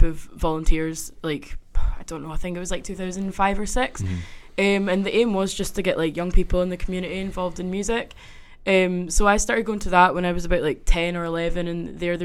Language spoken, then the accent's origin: English; Kirriemuir, Scotland, United Kingdom; I'm from Kerrymuir. It's a little town like half an hour north of Dundee.